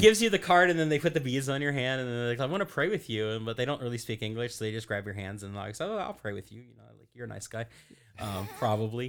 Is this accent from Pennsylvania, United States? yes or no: no; Louisville, Kentucky, United States; now in Florida, United States; I'm from Kentucky originally